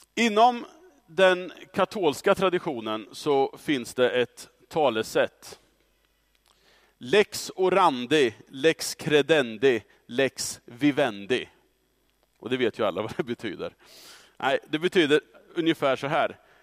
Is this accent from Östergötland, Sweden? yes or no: yes; Östra Ryd, Östergötland, Sweden; under 90-talet så växte jag upp i Östra Ryd som tonåring